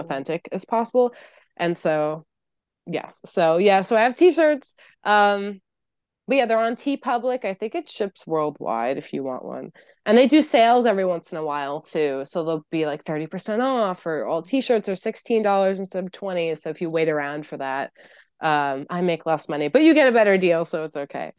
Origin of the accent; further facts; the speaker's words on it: New York City, New York, United States; I'm from New York City